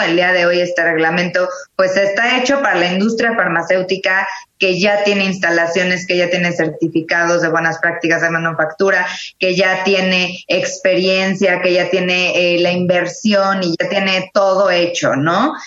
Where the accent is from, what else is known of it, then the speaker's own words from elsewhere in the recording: Mexico; como mexicanos, como abogados